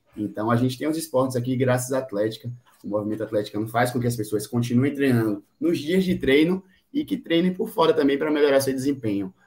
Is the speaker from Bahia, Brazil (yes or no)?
yes; Salvador, Bahia, Brazil; eu sou de Salvador, Bahia